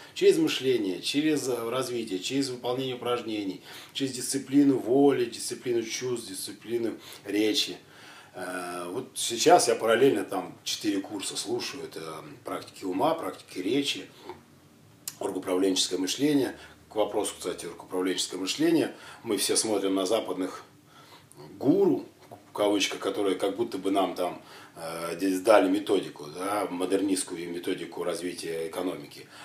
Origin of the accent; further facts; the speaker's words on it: Siberia, Kemerovo Oblast, Russia; я родом с Сибири, с Кемеровской области